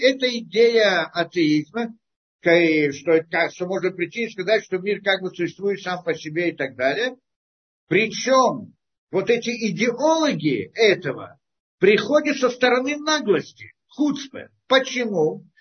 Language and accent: Russian; Russia